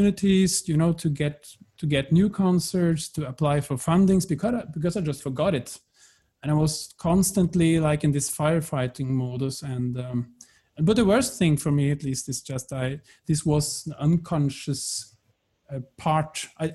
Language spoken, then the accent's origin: English; close to Lillehammer, Innlandet, Norway; moved away as an adult; now in Berlin, Germany; I come from the Norwegian countryside, close to Lillehammer, grew up there, and the love of music brought me to Berlin